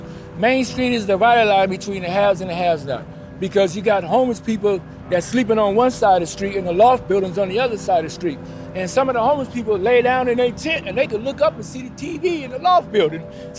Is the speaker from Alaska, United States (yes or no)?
no; Los Angeles, California, United States; So I'm born and raised on Skid Row. My parents met in the 50s. They both got a job at Bullock's Department Store on 7th and Broadway. They went to lunch, fell in love. I was born 9 months later in General Hospital